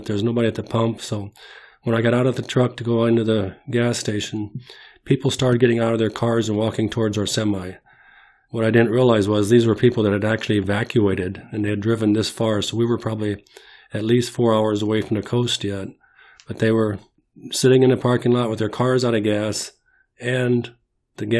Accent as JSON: {"language": "English", "town": "Bloomington", "region": "Illinois", "country": "United States", "tie": "born or raised there", "also_born_or_lived": "Mackinaw, Illinois", "said": "We moved from Mackinac, Illinois to Bloomington, Illinois in 1961."}